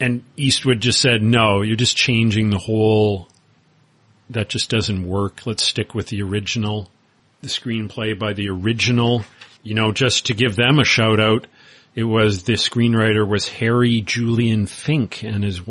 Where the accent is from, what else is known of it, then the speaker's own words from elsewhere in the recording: Winnipeg, Manitoba, Canada; where I grew up in Winnipeg, Canada